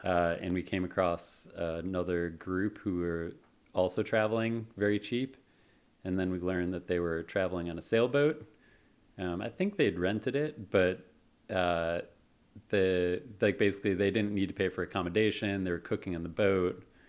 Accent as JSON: {"language": "English", "town": "Chicago", "region": "Illinois", "country": "United States", "tie": "born or raised there", "moved": "as an adult", "lives_now": "San Francisco, United States", "said": "I grew up, uh, in Chicago, moved out here to San Francisco, in two thousand six"}